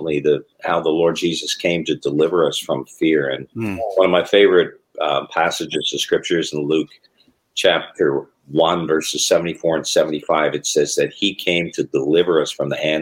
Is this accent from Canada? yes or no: yes; Toronto, Ontario, Canada; growing up in the Toronto area